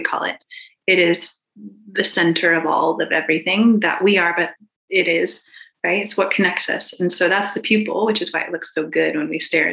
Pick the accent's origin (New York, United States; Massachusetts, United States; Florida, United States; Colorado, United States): Colorado, United States; Boulder; I'm from Boulder